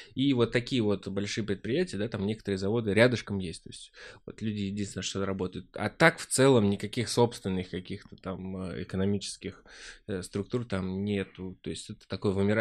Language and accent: Russian; Vyazniki, Vladimir Oblast, Russia; now in Moscow, Russia; родной город, Владимирская область, 300 километров отсюда. Город называется Вязники, очень маленький